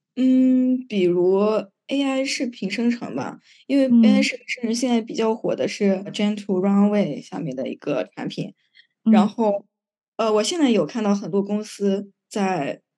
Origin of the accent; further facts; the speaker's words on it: China; 我们国家